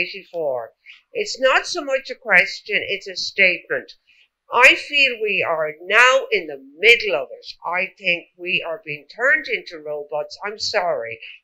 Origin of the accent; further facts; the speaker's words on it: Ireland; I'm from Ireland.